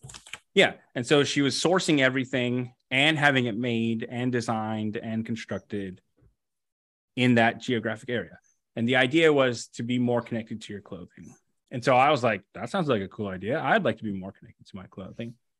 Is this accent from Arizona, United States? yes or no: no; West Covina, California, United States; I grew up in, uh, in West Covina, uh, California